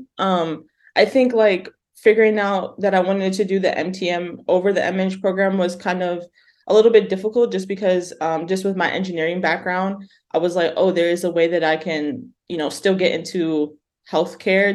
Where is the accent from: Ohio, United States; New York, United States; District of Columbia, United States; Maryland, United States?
New York, United States; accent: New York twang; moved away as an adult; also born or lived in Massachusetts; now in Berkeley, United States; I'm born and raised in New York, so you might hear that twang come out a little bit